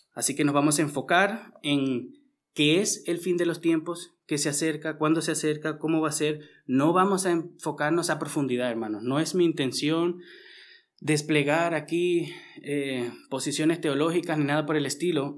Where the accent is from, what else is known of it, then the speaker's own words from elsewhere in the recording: Venezuela; also born or lived in Austria; now in Vienna, Austria; yo que vengo de Venezuela